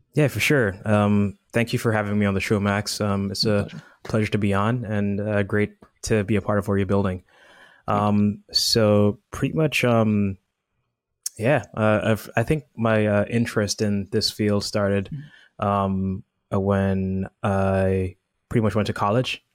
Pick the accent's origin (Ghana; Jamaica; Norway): Jamaica; moved away as an adult; now in United States; I'm originally from Jamaica